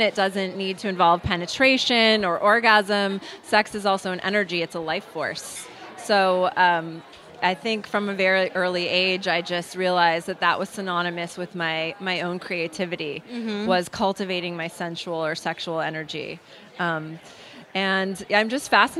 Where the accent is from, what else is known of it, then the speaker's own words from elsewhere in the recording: Los Angeles, California, United States; since I grew up in Hollywood and my family's in the movie business, that I had to, as a native Angeleno